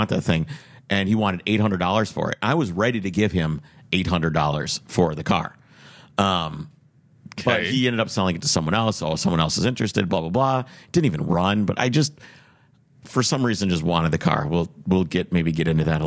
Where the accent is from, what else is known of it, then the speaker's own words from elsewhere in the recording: Minneapolis, Minnesota, United States; I'm from Minneapolis